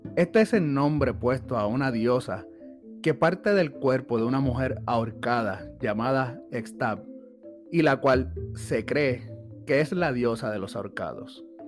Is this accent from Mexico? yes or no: no; Puerto Rico